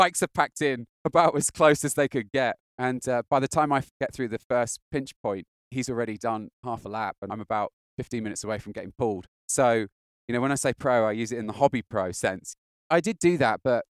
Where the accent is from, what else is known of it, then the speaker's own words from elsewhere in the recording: United Kingdom; I'm British